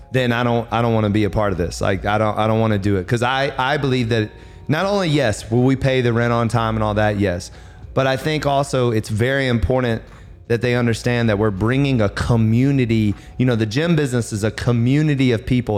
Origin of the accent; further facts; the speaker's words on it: the South, United States; I'm from the south, and my mom was a major cooker